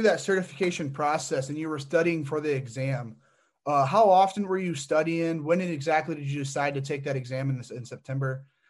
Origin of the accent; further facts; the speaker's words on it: Fort Wayne, Indiana, United States; Fort Wayne's my hometown